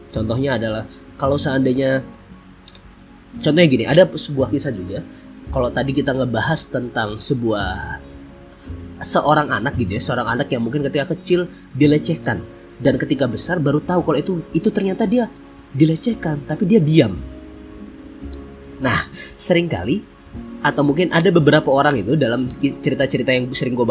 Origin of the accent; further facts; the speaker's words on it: Bontang, East Kalimantan, Indonesia; Hari ini gue lagi ada di Bontang, Kalimantan Timur. Ya, bener banget. Tentunya ini adalah kampung halaman gue. Ini adalah tempat lahir gue yaitu di Bontang.